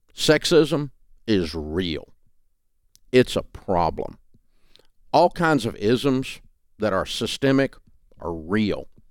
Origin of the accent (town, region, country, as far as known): the South, United States; accent: Southern